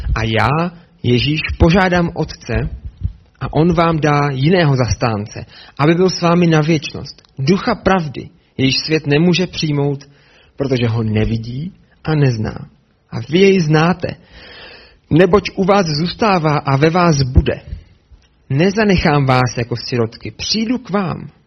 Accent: Brno, South Moravian Region, Czechia; Já jsem se narodil v Brně

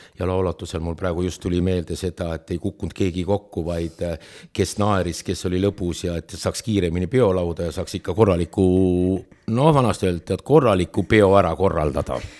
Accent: Otepää, Valga County, Estonia; also born or lived in Tartu; ma olen tõsiselt terve elu olnud Otepääl

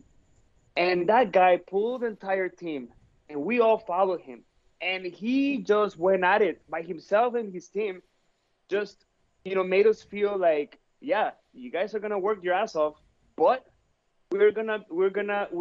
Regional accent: Mexico; I'm from Mexico

